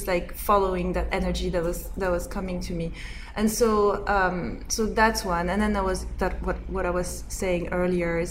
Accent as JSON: {"language": "English", "region": "Corsica", "country": "France", "tie": "born or raised there", "said": "I grew up in Corsica."}